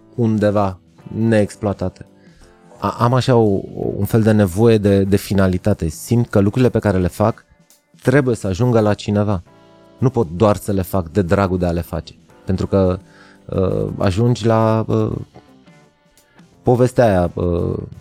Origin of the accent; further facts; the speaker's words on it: Arad, Arad County, Romania; am crescut la Arad